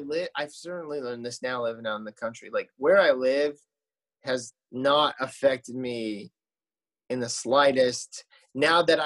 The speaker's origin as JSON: {"language": "English", "region": "Arizona", "country": "United States", "tie": "born or raised there", "also_born_or_lived": "Phoenix / Tempe", "moved": "as an adult", "lives_now": "Nashville, United States", "said": "I grew up in Arizona"}